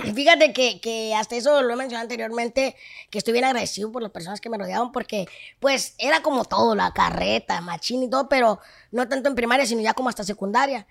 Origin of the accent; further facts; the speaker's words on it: Tabasco, Zacatecas, Mexico; yo soy de Tabasco, Zacatecas, hijo Cuando gusten le tienen su casa, es un pueblito